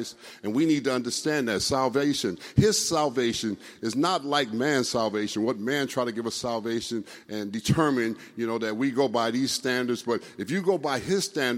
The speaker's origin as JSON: {"language": "English", "town": "Los Angeles", "region": "California", "country": "United States", "tie": "born or raised there", "said": "I grew up here in California, went to Crenshaw High."}